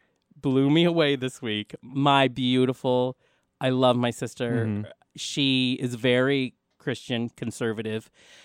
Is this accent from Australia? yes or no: no; Philippines; I'm Filipino. That's who I am.